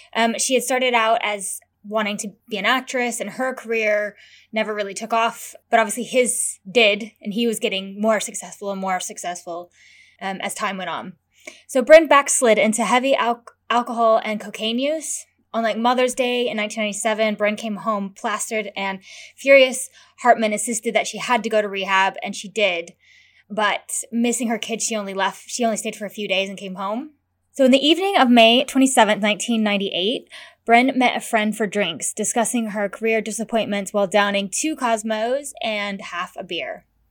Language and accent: English; United States; I'm American